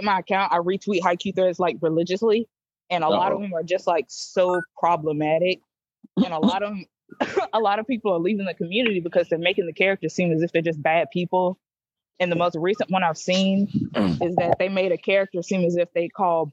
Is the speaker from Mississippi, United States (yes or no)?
yes; Mississippi, United States; I'm from Mississippi.